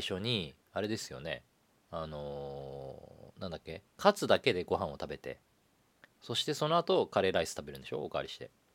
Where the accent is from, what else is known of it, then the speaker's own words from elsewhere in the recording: Nagano, Japan; 長野生まれなので。